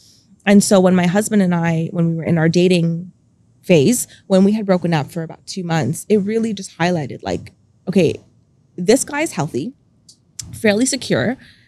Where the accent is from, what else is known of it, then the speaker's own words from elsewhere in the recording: India; also born or lived in Dubai, United Arab Emirates; now in Canada; being a Indian girl, it was very expected of me to just help raise my siblings.